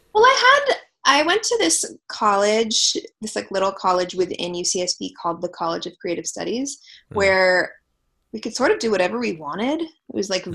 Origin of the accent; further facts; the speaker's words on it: Los Angeles, California, United States; I'm from LA, born and raised